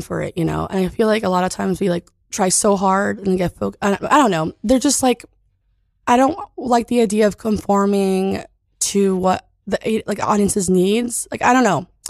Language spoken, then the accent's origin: English; California, United States; I'm from California.